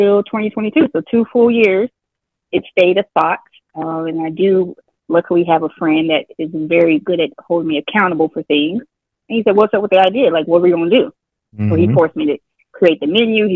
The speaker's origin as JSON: {"language": "English", "region": "Colorado", "country": "United States", "tie": "born or raised there", "moved": "as an adult", "lives_now": "Texas, United States", "said": "I'm from Colorado, so I moved to Texas about 17 or so years ago, 16 years. So almost half of my life, I've been here in Texas."}